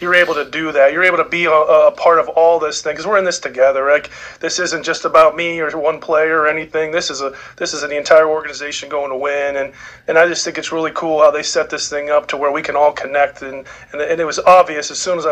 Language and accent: English; Pittsburgh, Pennsylvania, United States; moved away; I grew up in Pittsburgh